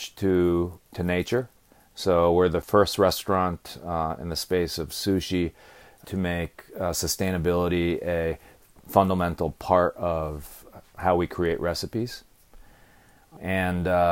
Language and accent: English; New Haven, Connecticut, United States; I grew up around New Haven, playing in the woods here